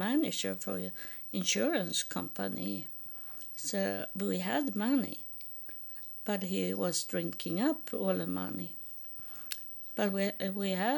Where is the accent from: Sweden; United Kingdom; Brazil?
Sweden; moved away as an adult; also born or lived in United States; I'm from Sweden and am homeless in United States